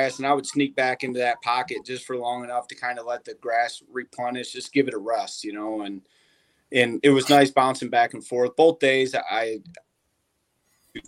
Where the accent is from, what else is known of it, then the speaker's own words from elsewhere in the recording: Michigan, United States; I was from Michigan